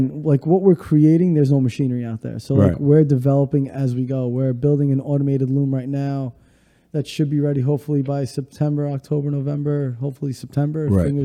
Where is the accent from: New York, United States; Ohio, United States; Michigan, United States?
New York, United States; New York City; from Bay Ridge, from Brooklyn.